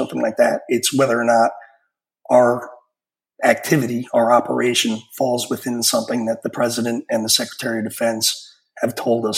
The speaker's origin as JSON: {"language": "English", "region": "New York", "country": "United States", "tie": "born or raised there", "moved": "yes", "said": "I'm a New Yorker from growing up"}